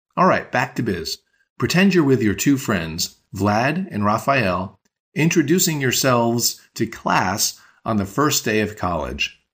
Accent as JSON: {"language": "English", "region": "New York", "country": "United States", "tie": "born or raised there", "said": "I was born and raised in New York, so if someone asks me what language I speak, I tell them I speak English"}